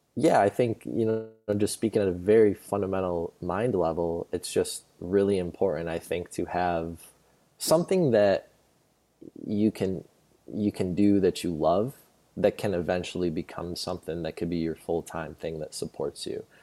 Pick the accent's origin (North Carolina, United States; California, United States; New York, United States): New York, United States; moved away; I went home to New York, where I'm originally from, born and raised in New York